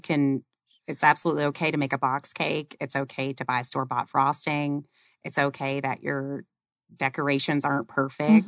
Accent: West Virginia, United States; also born or lived in Phoenix area, Arizona; now in Arizona, United States; been in the Valley for seventeen years, but I grew up in West Virginia

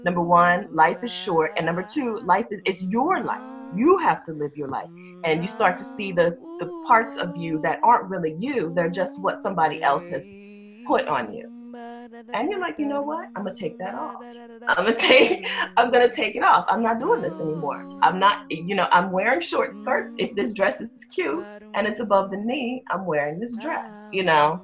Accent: Dover, Delaware, United States; I'm from Dover, Delaware in the U.S.

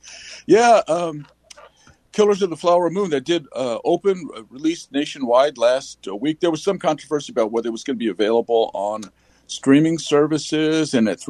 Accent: Oklahoma, United States; moved away; I'm from Oklahoma originally

